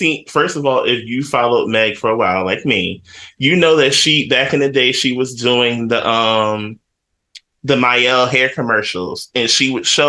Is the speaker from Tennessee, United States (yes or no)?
no; North New Jersey, United States; my hometown of North New Jersey.